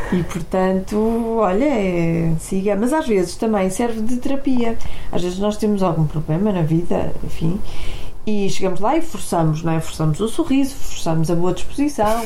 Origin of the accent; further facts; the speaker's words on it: Porto, Norte, Portugal; now in Lisbon, Portugal; eu sou do Porto, não é? Vivo em Lisboa